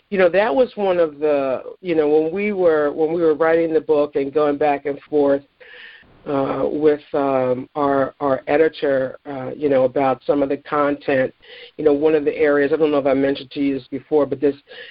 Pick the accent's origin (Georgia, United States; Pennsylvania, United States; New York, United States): Pennsylvania, United States; Philadelphia; being a Philadelphian